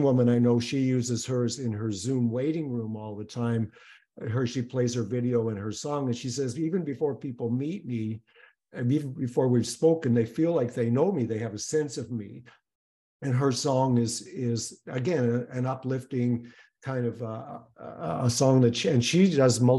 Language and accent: English; Canada; I'm Canadian